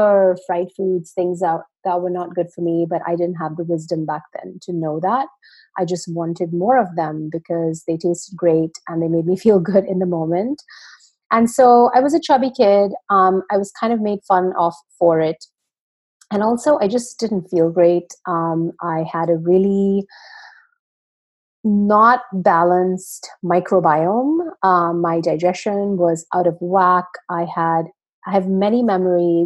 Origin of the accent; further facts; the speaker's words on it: Pune, Maharashtra, India; I grew up in India in a town called Pune.